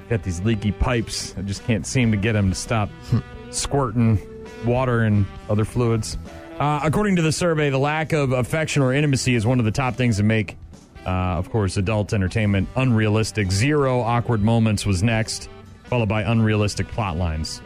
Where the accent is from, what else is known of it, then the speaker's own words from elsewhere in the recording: New Hampshire, United States; now in Wisconsin, United States; I'm not from here originally. I grew up in New Hampshire